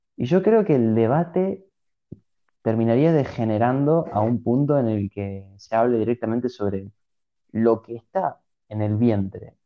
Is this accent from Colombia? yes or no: no; Argentina